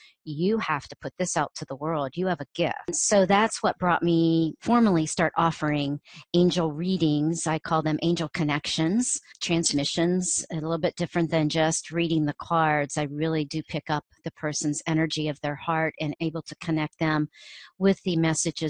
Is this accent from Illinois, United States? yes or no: no; Ohio, United States; growing up in Ohio